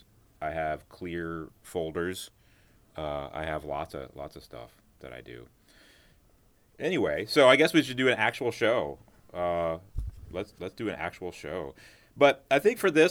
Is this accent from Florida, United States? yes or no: yes; Destin, Florida, United States; also born or lived in New Orleans; now in Kyoto, Japan; I'm from Destin, Florida